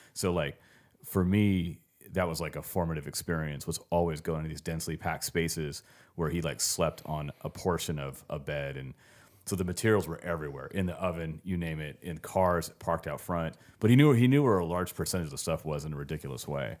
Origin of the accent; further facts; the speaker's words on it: Los Angeles, California, United States; moved away as an adult; growing up around Venice Beach.